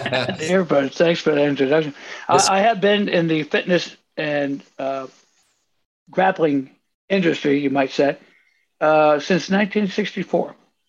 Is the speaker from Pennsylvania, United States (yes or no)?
yes; Carlisle, Pennsylvania, United States; And, of course, I grew up in farmland in Carlisle, Pennsylvania, and no basketball, so I never developed the skills.